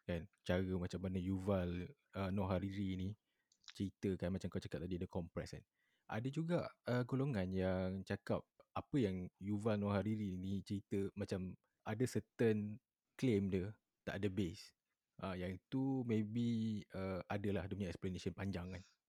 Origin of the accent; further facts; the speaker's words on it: Kota Tinggi, Johor, Malaysia; Aku asal daripada Kota Tinggi hmm. Johor juga